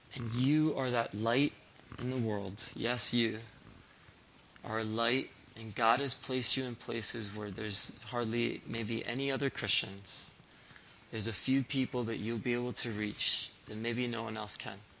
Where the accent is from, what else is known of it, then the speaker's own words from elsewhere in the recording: Springfield, Massachusetts, United States; moved away; I grew up in Springfield, Massachusetts